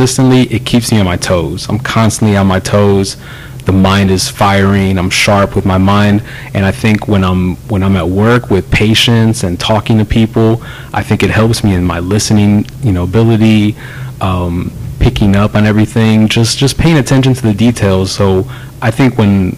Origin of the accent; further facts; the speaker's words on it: Clear Lake, United States; growing up in Clear Lake